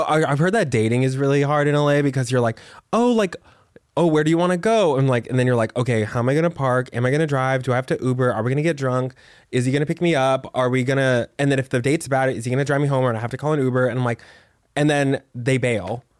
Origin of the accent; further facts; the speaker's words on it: Texas, United States; I'm from Texas